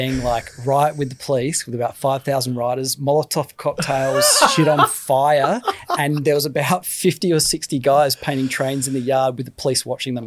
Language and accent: English; Australia; I'm Australian